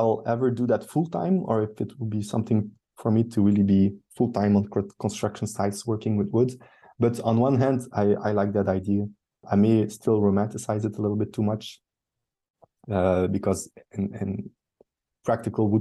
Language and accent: English; Bruges or Ghent, Flanders, Belgium; close to my hometown, close to Bruges or Ghent, where I live now, in between both